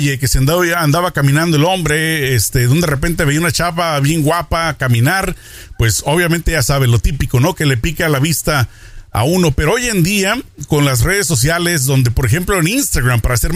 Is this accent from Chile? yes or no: no; Mexico; una costumbre más de Estados Unidos en mi época de juventud de niño en México pues no existía